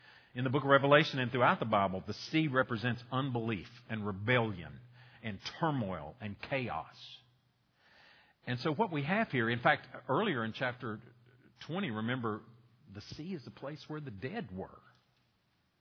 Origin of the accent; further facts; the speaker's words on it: Boone, North Carolina, United States; moved away as an adult; now in Roxboro, United States; I was born and raised in Boone. Y'all know that. I'm a mountain man